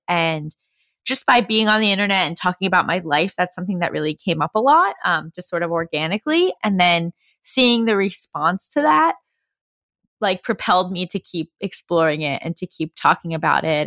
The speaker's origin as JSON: {"language": "English", "region": "New York", "country": "United States", "also_born_or_lived": "California", "moved": "as an adult", "said": "I'm originally from New York. I came out to California to do undergrad program at U S C in screenwriting"}